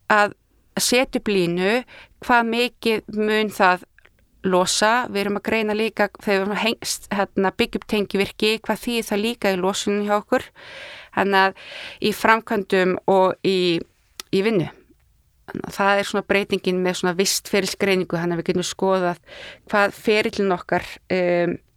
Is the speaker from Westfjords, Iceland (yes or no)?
yes; Ísafjörður, Westfjords, Iceland; moved away; ég er náttúrulega frá Ísverði þannig að ég bara mann eftir í, mínar æsku minningar eru ramagslissi